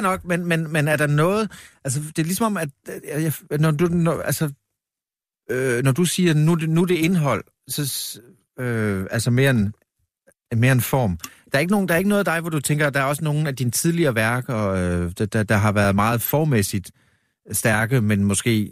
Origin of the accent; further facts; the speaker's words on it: Vamdrup, Southern Denmark, Denmark; nu er jeg født i Vamdrup